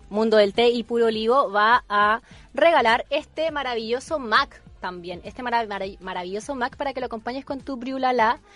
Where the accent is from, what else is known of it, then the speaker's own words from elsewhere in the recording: Chile; yo soy chilena